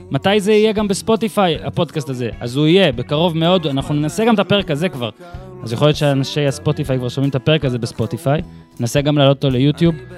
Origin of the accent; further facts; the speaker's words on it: Northern Israel, Israel; אני מהצפון במקור